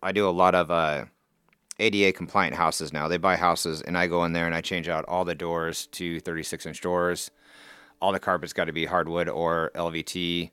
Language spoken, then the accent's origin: English; Council Bluffs, Iowa, United States; Council Bluffs, born and raised here